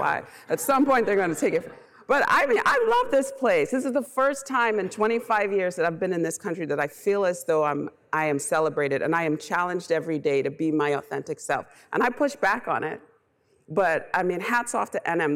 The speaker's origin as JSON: {"language": "English", "country": "Bahamas", "moved": "yes", "said": "I'm originally from the Bahamas, so I'm an immigrant."}